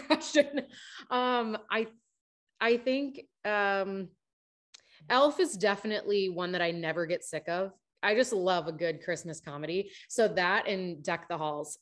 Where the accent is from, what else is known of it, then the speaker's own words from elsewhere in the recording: Minnesota, United States; now in Nashville, United States; I am from the north. I'm from Minnesota.